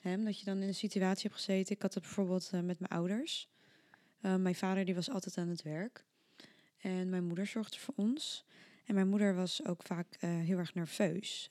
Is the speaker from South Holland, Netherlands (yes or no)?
yes; The Hague, South Holland, Netherlands; ik kom uit Den Haag